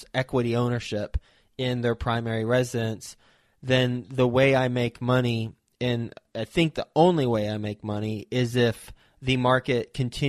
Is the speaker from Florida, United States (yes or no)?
no; Flint, Michigan, United States; I was born in Flint, Michigan